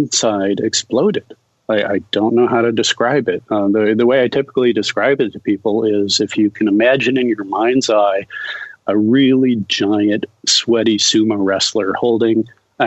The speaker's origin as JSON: {"language": "English", "country": "United States", "said": "that summer in Brazil, as an American alone, immersed in a foreign culture"}